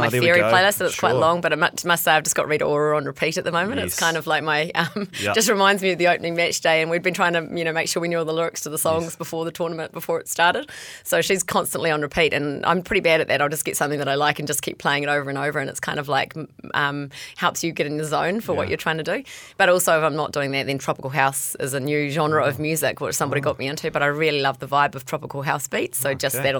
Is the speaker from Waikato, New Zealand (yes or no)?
no; Bombay Hills, Auckland, New Zealand; we grew up in the Bombay Hills.